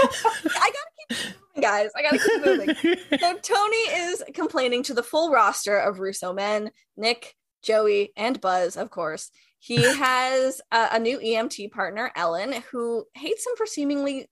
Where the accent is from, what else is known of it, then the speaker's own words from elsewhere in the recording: Peterborough, Ontario, Canada; I grew up in Peterborough